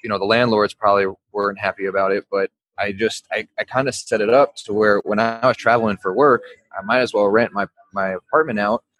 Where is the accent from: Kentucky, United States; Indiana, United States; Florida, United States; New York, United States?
Kentucky, United States; Louisville; now in Brooklyn, United States; I grew up in Louisville, Kentucky